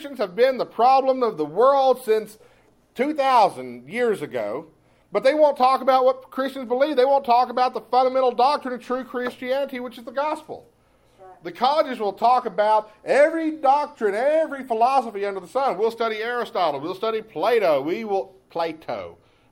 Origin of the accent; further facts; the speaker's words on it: East Texas, United States; moved away; I come from East Texas. We have pine trees there